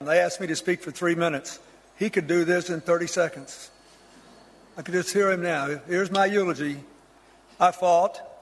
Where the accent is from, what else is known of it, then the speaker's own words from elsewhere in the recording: United States; As an American